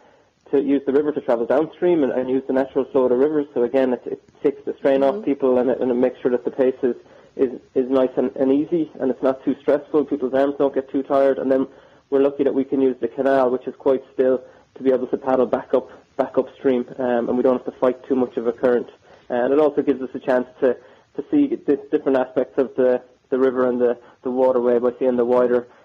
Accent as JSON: {"language": "English", "town": "Killaloe", "region": "Munster", "country": "Ireland", "tie": "born or raised there", "said": "my hometown of Killaloe in County Clare"}